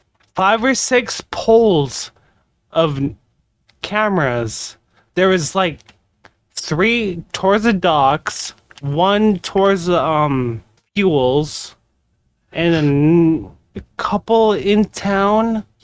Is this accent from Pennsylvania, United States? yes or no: no; Dillingham, Alaska, United States; now in Anchorage, United States; I'm from Dillingham, Alaska, all right? I live there right now.